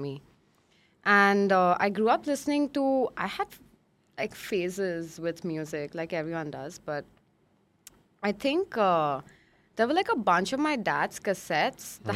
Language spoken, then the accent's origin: English; Mumbai, Maharashtra, India; I moved to my grandparents' place when I was 10. So I grew up in Goregaon.